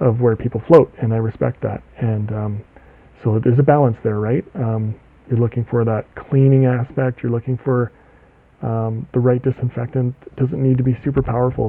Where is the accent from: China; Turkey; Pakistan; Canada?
Canada; I'm from Canada